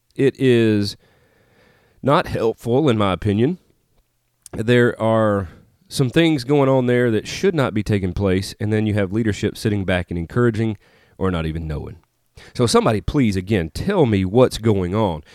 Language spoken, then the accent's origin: English; Tupelo, Mississippi, United States; moved away as an adult; also born or lived in Nashville, Tennessee; now in Northeast Arkansas, United States; I grew up in Mississippi, Northeast Mississippi, Tupelo, Mississippi, home of …. Lived there, born and raised there